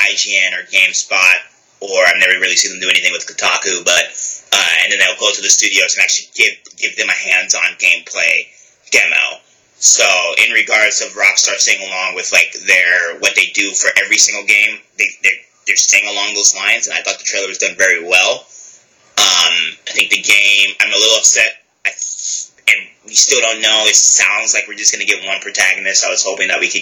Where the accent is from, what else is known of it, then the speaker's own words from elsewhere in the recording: United States; as an American